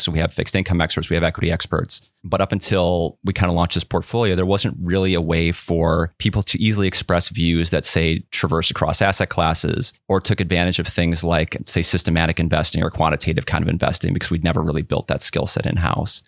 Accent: Whitewater, Wisconsin, United States; also born or lived in Madison, Wisconsin; I grew up in Whitewater, which is about an hour southeast of Madison

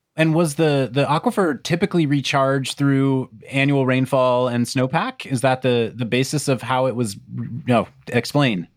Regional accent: Wichita, Kansas, United States; I grew up in, around Wichita, Kansas

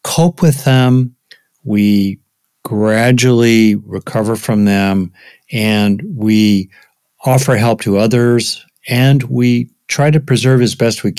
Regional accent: United States; most of my work as an American psychologist

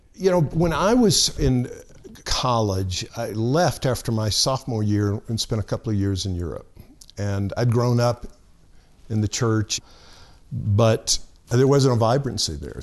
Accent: Alabama, United States; moved away; I grew up in Alabama

